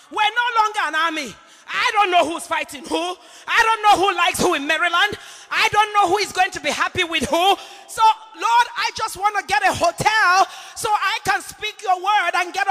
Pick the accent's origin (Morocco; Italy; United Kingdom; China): United Kingdom; England; I grew up in England as an intercessor. I was mentored by men and women of God from United Kingdom, from this nation.